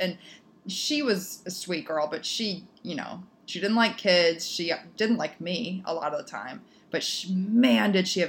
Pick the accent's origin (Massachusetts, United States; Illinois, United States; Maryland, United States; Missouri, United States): Illinois, United States; Naperville; Our postman growing up, Juan, in Naperville, Illinois